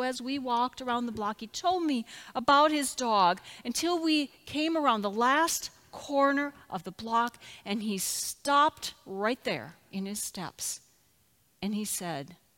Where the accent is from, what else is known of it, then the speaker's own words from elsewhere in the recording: Minnesota, United States; now in Nixa, Missouri, United States; my home state